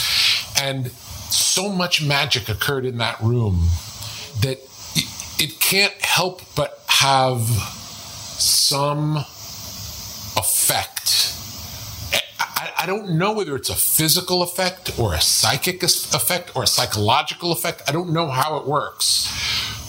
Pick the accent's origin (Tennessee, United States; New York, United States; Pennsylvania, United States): New York, United States; moved away; when I grew up in New York